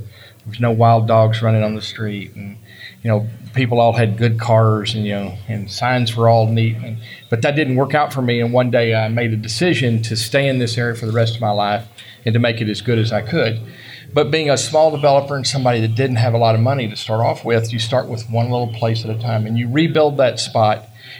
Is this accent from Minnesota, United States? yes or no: no; Southern Dallas County, Texas, United States; I came from Southern Dallas County, where I grew up and lived my whole life.